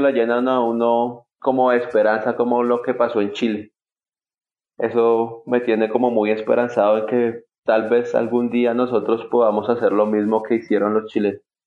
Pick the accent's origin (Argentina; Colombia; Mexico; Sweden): Colombia; nosotros como colombianos